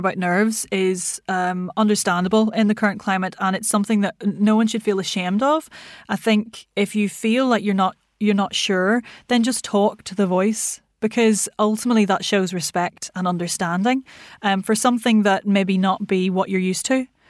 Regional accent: Ireland; moved away; So because I'm from Ireland, what's Irish to me is probably so Irish you couldn't understand it

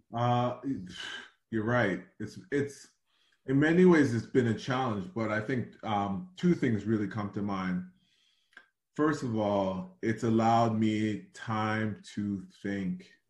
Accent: Toronto, Ontario, Canada; this snotty nosed kid from Rexdale who had no money

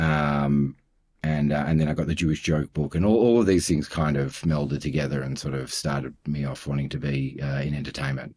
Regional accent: Melbourne, Victoria, Australia; also born or lived in Toronto, Canada; now in Sydney, Australia; I'm in Sydney. Uh, I'm from Melbourne

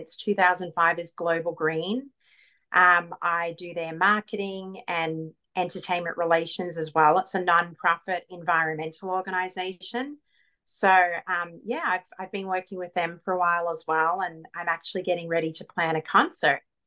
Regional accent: Queensland, Australia; moved away as an adult; also born or lived in Melbourne, Australia / Atlanta, Georgia; now in Los Angeles, United States; I actually am from Melbourne, but I grew up in Queensland

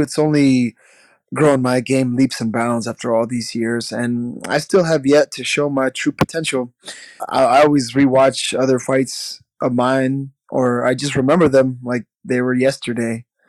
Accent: Midwest, United States; now in Milwaukee, United States; growing up in the Midwest

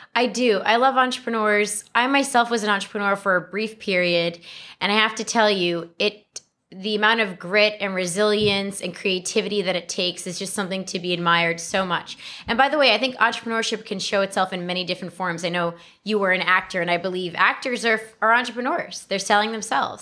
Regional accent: New York City, New York, United States; I was born and raised in the Bronx

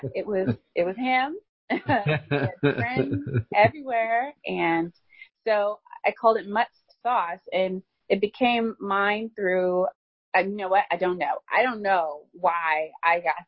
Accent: Cookeville, Tennessee, United States; I am a Tennessee country girl. I grew up in Cookeville, Tennessee, which is 45 minutes from Nashville.

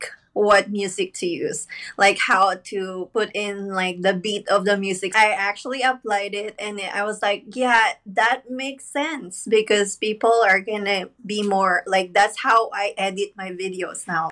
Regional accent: Philippines; moved away as an adult; now in Virginia, United States; I'm from the Philippines as well

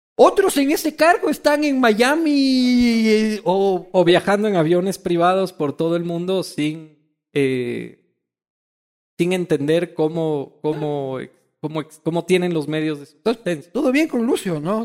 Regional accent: Ecuador

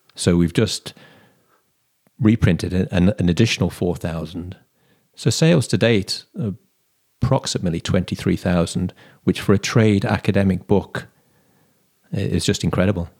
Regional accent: Stafford, West Midlands, United Kingdom; moved away as an adult; now in Cork, Ireland; my hometown of Stafford

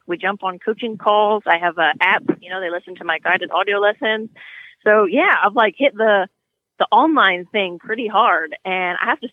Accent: California, United States; moved away as an adult; I grew up in California riding horses

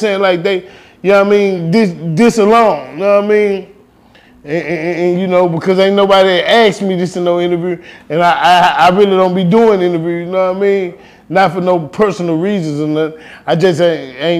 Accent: Houston, Texas, United States; I'm from Houston, from the north side of Houston, right around the corner, and it was all the way up until I was damn near grown

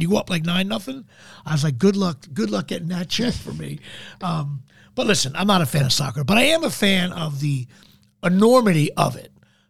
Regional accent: New Jersey, United States; I'm a Jersey Italian. I grew up in New Jersey.

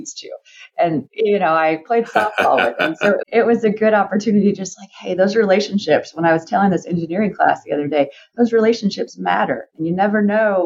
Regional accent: San Francisco Bay Area, California, United States; We grew up in the San Francisco Bay Area

